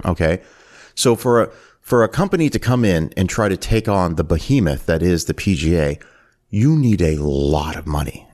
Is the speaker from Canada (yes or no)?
yes; Canada; moved away; I'm originally from Canada